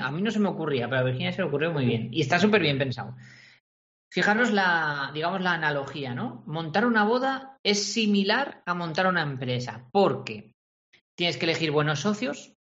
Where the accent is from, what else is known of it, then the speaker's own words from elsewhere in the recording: Corella, Navarre, Spain; a Corella, ¿vale? En mi pueblo, en Navarra